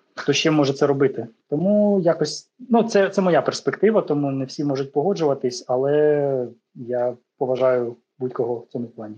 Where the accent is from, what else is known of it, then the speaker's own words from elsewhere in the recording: Ukraine; я з України